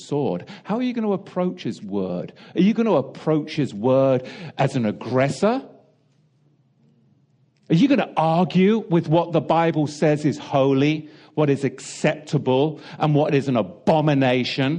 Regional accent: England, United Kingdom; growing up in England

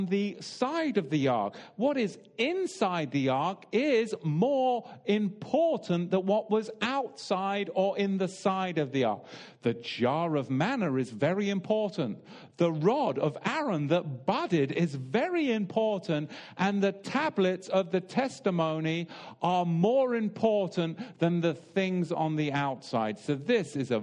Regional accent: England, United Kingdom; I'm English

